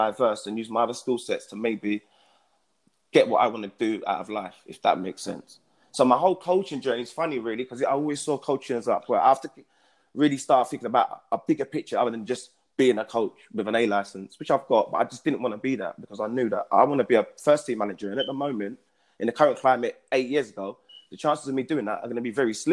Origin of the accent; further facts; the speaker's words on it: London, United Kingdom; I'm from East London.